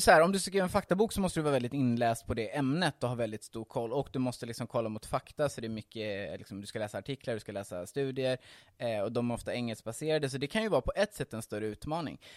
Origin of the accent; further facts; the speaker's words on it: Hultsfred, Kalmar County, Sweden; moved away as an adult; now in Stockholm, Sweden; Jag är uppvuxen i Hultsfred, så jag kommer inte från Stockholm från början